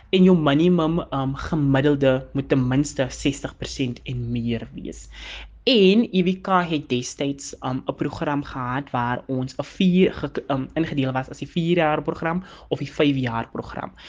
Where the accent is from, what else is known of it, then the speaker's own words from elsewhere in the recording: Calvinia, Northern Cape, South Africa; also born or lived in Macassar; Ek het nou eventually groot geword by my ouma en oupa in Kalvinia en daar het ek skool gegaan.